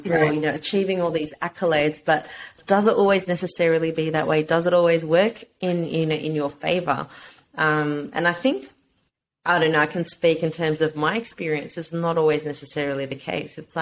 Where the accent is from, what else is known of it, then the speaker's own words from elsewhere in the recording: Australia; as a brown woman growing up in Australia